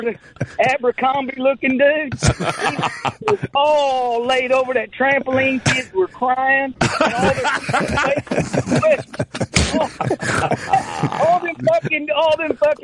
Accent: Tomball, Texas, United States; I'm really from Tomball, Texas, but I work around Houston area.

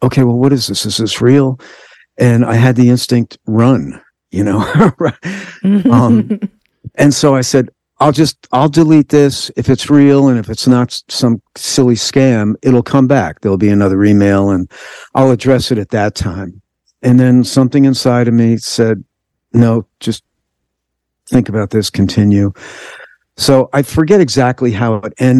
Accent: New York metropolitan area, United States; I'm from the New York metropolitan area

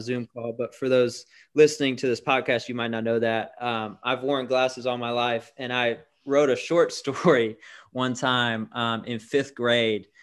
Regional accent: Tampa, Florida, United States; moved away as an adult; now in Birmingham, United States; I'm originally from Tampa, Florida.

